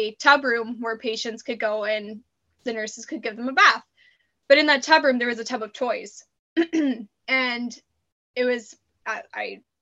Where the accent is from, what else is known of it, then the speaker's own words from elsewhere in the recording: Saskatoon, Saskatchewan, Canada; moved away as an adult; now in British Columbia, Canada; I'm from Saskatoon